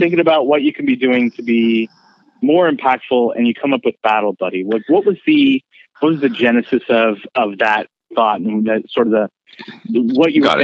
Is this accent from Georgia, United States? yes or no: no; Bay Area, California, United States; moved away as an adult; I came from the Bay Area